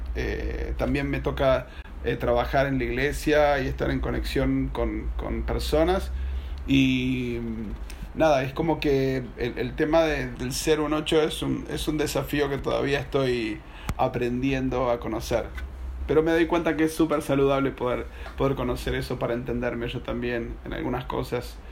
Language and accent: Spanish; Buenos Aires, Argentina; soy de Buenos Aires, Argentina.